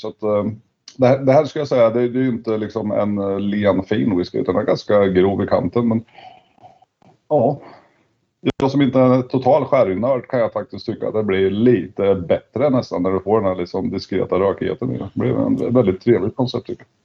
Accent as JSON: {"language": "Swedish", "country": "Sweden", "said": "vi svenskar"}